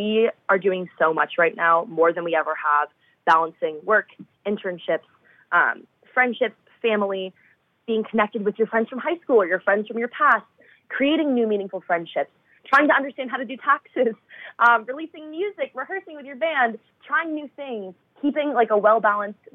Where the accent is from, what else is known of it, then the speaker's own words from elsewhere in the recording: Boston, Massachusetts, United States; moved away as an adult; now in Nashville, United States; my hometown